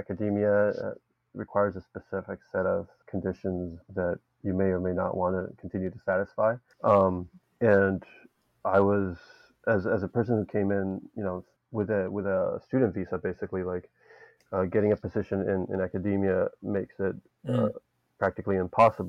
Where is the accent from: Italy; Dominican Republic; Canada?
Dominican Republic; moved away as an adult; also born or lived in Boston; I came from the Dominican Republic and did my PhD in Boston